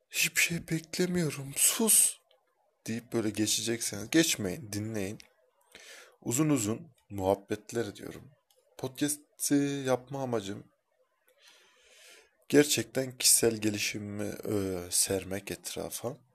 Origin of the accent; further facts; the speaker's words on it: Kayseri, Kayseri Province, Turkey; Kayserliyim. Ruhum Helsinkili ama Kayseri'ye hapsolmuş bedenim. İlginçtir ki çıkamıyorum da.